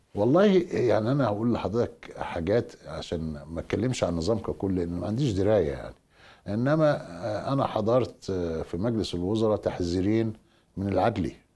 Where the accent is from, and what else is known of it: Egypt